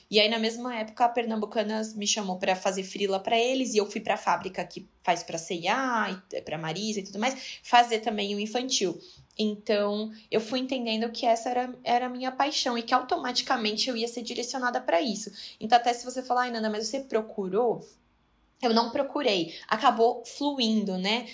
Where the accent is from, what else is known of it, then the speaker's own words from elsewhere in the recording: Brazil; moved away as an adult; now in Dubai, United Arab Emirates; ele sabia que eu era brasileira, claro, que eu sou brasileira